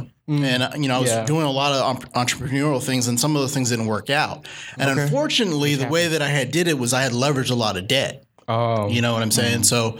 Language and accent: English; New Orleans, Louisiana, United States; I'll just be real with you. I'm from New Orleans. So, New Orleans will always be chocolate.